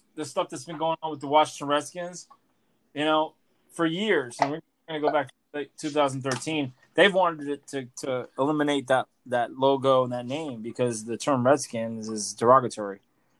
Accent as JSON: {"language": "English", "country": "Australia", "said": "I'm Australian."}